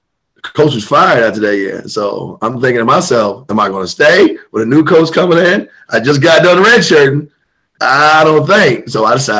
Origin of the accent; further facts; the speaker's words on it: Silver Spring, Maryland, United States; I grew up in Silver Spring, you know, right on the D.C. line.